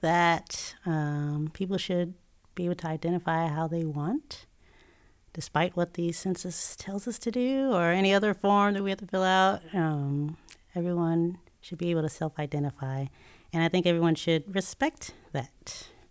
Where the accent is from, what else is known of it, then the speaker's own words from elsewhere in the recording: Tidewater area, Virginia, United States; also born or lived in Chicago; I grew up in Virginia, uh, Tidewater area